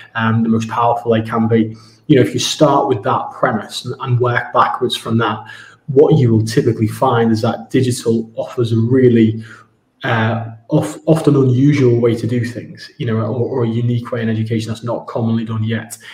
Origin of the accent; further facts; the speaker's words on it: Ormskirk, North West England, United Kingdom; moved away as an adult; also born or lived in Spain / Moscow / Abu Dhabi; now in Dubai, United Arab Emirates; I'm from Ormskirk originally